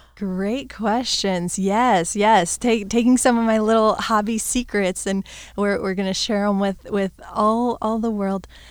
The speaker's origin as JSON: {"language": "English", "region": "Florida", "country": "United States", "tie": "born or raised there", "said": "I've, I've grown, born and raised in Florida"}